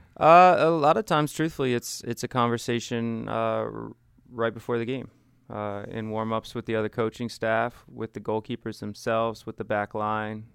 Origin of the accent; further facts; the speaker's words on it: Washington County, Maryland, United States; I grew up in, um, Washington County